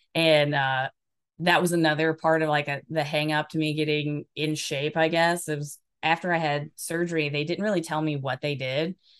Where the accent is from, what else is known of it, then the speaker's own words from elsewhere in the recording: Alabama, United States; also born or lived in Washington State; now in Washington, United States; I'm originally from Alabama, and I live in Washington State now